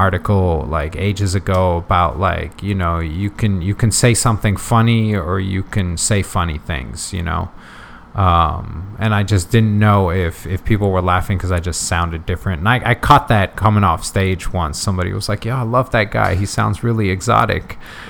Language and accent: English; United States; English is a second language; Then growing up in the States, so always being around languages, like I'm fortunate enough